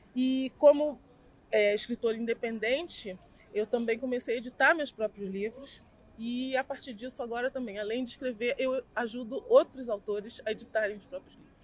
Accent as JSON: {"language": "Portuguese", "region": "Rio de Janeiro", "country": "Brazil", "tie": "born or raised there", "said": "eu sou nascida e criada aqui em Campo Grande"}